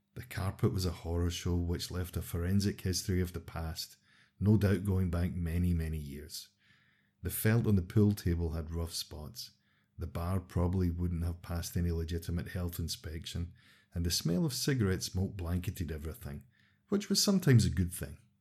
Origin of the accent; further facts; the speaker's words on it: Los Angeles, California, United States; moved away; born and raised in Los Angeles